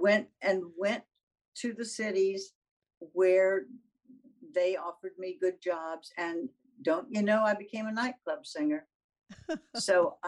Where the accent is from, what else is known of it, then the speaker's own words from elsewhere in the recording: the South, United States; being a Southerner.